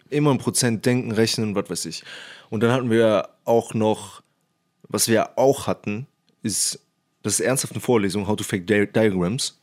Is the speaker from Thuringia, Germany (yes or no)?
no; Cologne, North Rhine-Westphalia, Germany; Ich komme übrigens aus Köln